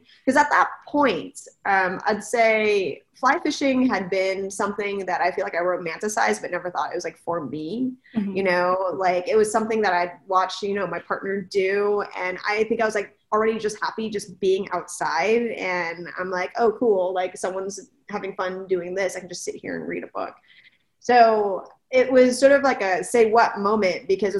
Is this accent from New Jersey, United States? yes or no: no; California, United States; moved away; I am originally from California